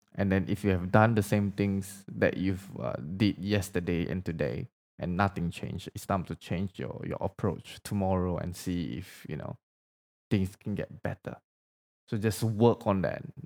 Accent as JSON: {"language": "English", "country": "Indonesia", "tie": "born or raised there", "first_language": "Indonesian", "second_language": "English", "moved": "yes", "said": "English is not my first language, by the way. Like, I don't, like, I grew up in Indonesia, so my language was actually Bahasa"}